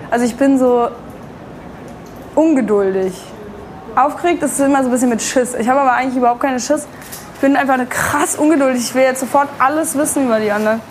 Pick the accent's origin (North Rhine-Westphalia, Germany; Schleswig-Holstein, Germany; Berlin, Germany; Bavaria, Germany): Berlin, Germany; ich bin 21 Jahre alt und ich bin in Berlin geboren und aufgewachsen